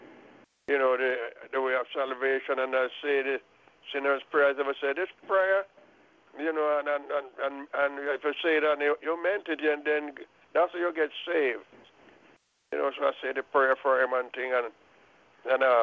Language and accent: English; Clarendon, Jamaica; moved away; I'm from Clarendon, too